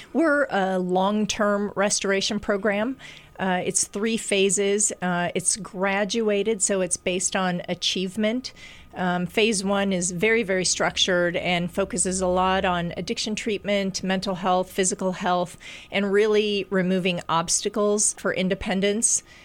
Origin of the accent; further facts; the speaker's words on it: Des Moines, Iowa, United States; moved away; when I came back to Iowa, which I'm from Des Moines